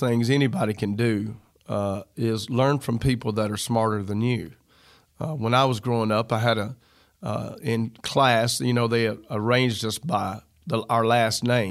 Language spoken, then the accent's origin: English; the South, United States; I'm from the South